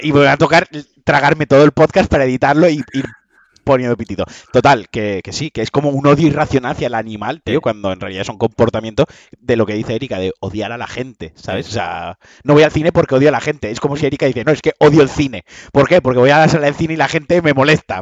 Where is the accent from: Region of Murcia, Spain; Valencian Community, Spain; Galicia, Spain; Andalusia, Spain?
Valencian Community, Spain; soy muy valenciano